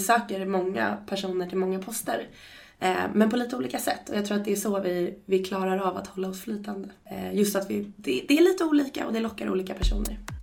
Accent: Stockholm, Stockholm County, Sweden; moved away as an adult; now in Uppsala, Sweden; lite i Uppsala och lite i Stockholm där jag kommer ifrån

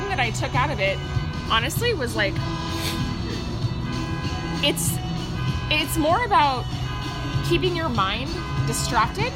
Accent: Pacific Northwest, United States; growing up in the Pacific Northwest

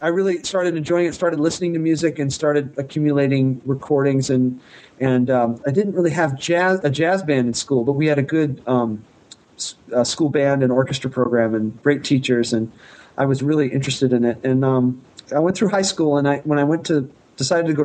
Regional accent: Arcadia, California, United States; we had a really good public school music program where I grew up in Arcadia, California

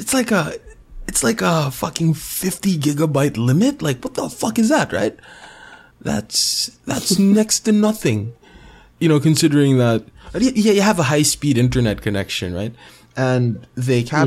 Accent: Philippines

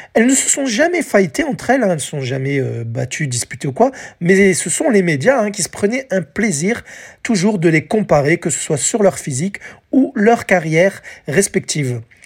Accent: France; chez nous, en France

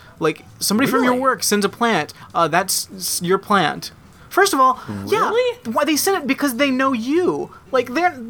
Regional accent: Tennessee, United States; I grew up in Tennessee.

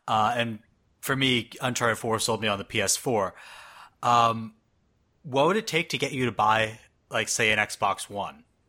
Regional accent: Canada; now in United States; I'm Canadian living in the States.

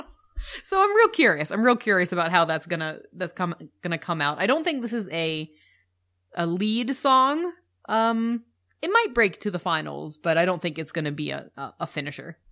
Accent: United States; We're the American couple

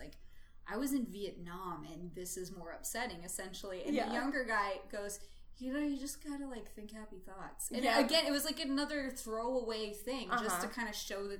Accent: United States; I'm American

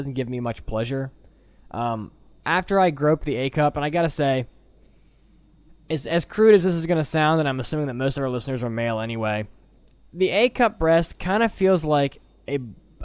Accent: United States; I'm an American guy

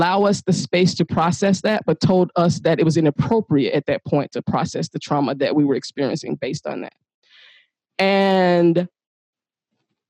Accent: the South, United States; I'm from the South.

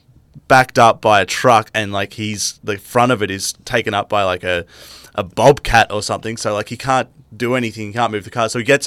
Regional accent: Rye, Victoria, Australia; I'm from Rye.

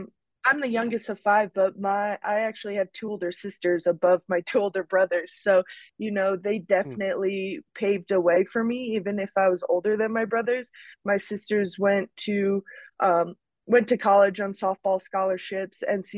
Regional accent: Mount Snow, Vermont, United States; having older brothers that were skiers and on kind of the weekend ski team that I grew up in Mount Snow, Vermont

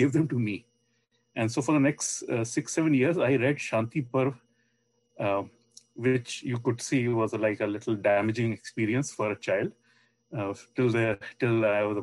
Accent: India; growing up in India

